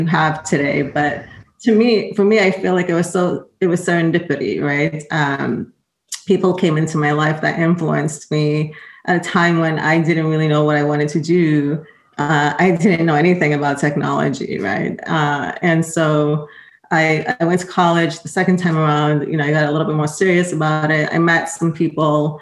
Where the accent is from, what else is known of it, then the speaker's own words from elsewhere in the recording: Rhode Island, United States; moved away as an adult; also born or lived in Boston; I was raised in Rhode Island, went to school